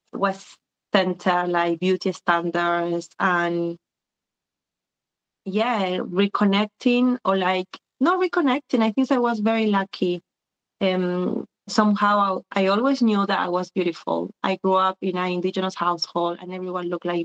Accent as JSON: {"language": "English", "region": "Buenos Aires", "country": "Argentina", "tie": "born or raised there", "moved": "as an adult", "lives_now": "London, United Kingdom", "said": "I was born and raised in Argentina until I was 22, and then I was displaced once again like my parents. I've been living in London, UK for the last 20 years"}